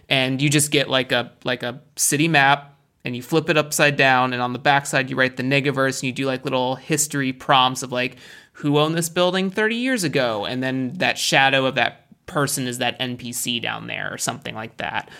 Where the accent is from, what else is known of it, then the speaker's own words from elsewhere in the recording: United States; I'm American